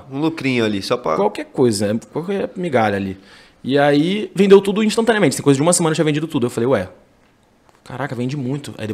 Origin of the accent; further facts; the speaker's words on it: Rio de Janeiro, Brazil; also born or lived in Campinas; Eu cresci no Rio até a quarta série, e aí a minha mãe foi embora do Brasil, foi morar na França.